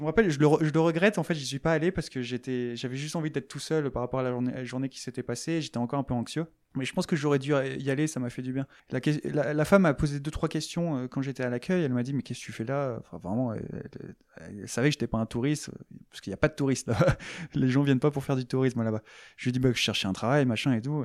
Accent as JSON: {"language": "French", "country": "France", "said": "je suis français"}